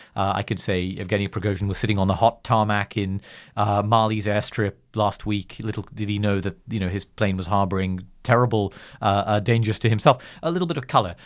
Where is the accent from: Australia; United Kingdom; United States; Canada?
United Kingdom; England; I'm English